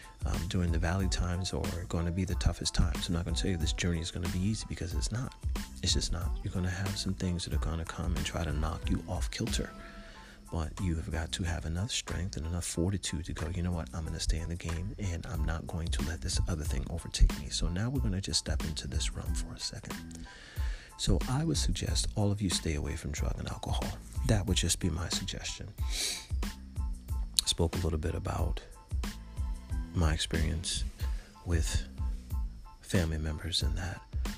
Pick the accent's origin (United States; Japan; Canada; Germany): United States; Florida; And I was from Florida.